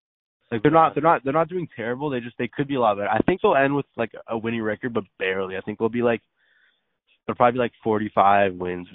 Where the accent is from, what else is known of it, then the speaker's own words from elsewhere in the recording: Phoenix, Arizona, United States; I grew up in Phoenix.